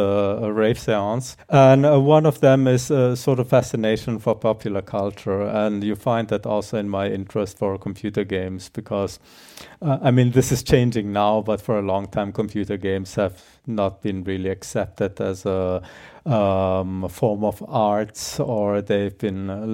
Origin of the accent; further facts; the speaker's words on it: Germany; also born or lived in Croatia / Netherlands / Austria; now in Graz, Austria; originally I'm from Croatia, grew up in Germany, spent a lot of time in the Netherlands before I ended up in Austria.